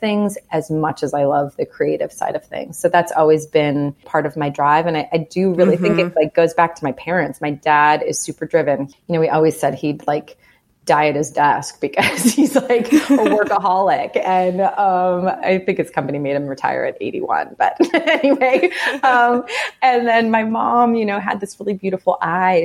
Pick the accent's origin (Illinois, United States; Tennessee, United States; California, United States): Illinois, United States; Chicago; also born or lived in Evanston; I'm from Chicago